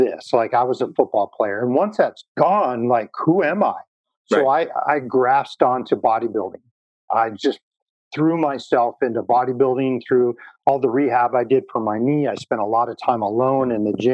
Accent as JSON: {"language": "English", "region": "North Dakota", "country": "United States", "tie": "born or raised there", "said": "I grew up in North Dakota."}